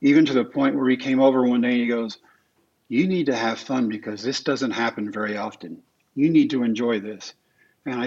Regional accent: Texas, United States; the ballpark in Arlington, in my home state

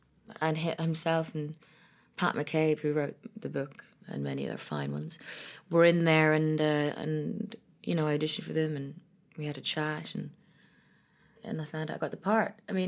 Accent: Ethiopia; also born or lived in Ireland / London; I was born in Ethiopia to an Ethiopian father and an Irish mother. So I was raised between Ethiopia, Ireland, and London.

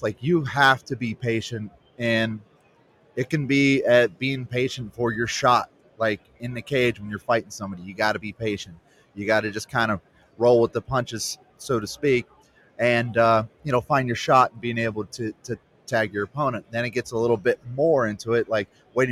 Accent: United States; I grew up on the Chesapeake Bay

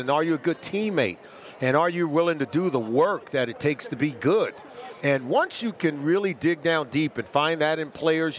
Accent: Los Angeles, California, United States; I grew up in Pac-12 country. Yeah. I grew up in Los Angeles, California

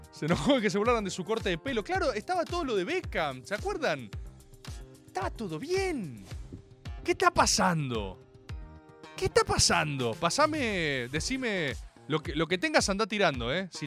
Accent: Argentina; Maga no es información, es conjetura, que es lo más aproximado a la verdad que tenemos como argentinos.

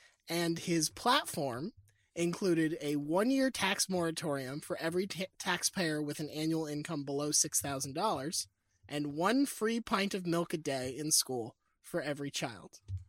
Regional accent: Mobile, Alabama, United States; I am from Mobile and would like to just see what happens when the city is given that level of attention.

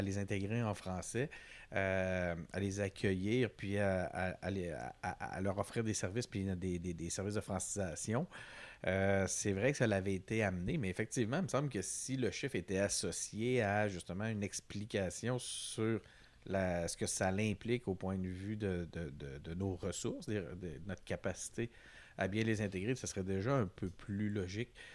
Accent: Quebec City, Quebec, Canada; on vient de Québec

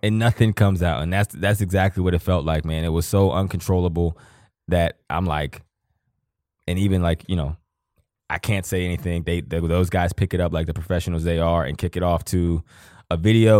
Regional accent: Johnstown, Pennsylvania, United States; moved away; I'm from Johnstown, Pennsylvania.

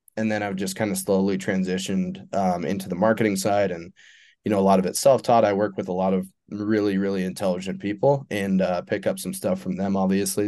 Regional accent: Eastern Montana, United States; I'm from Eastern Montana, I live in Western Montana now.

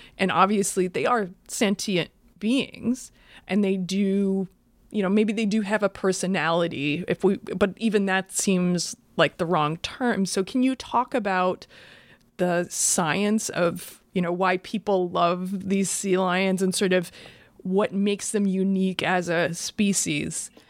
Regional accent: Iowa, United States; moved away; I'm from Iowa originally

